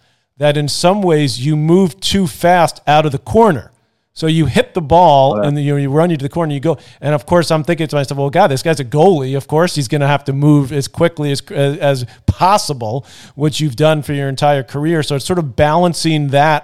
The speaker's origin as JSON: {"language": "English", "town": "New York City", "region": "New York", "country": "United States", "tie": "born or raised there", "said": "growing up in Queens, where we grew up"}